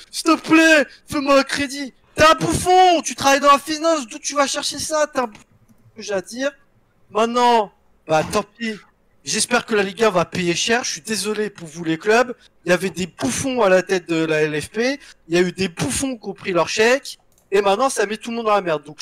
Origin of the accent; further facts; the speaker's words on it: France; On est des putains de pigeons, on est cons, on est français, mais on est fiers.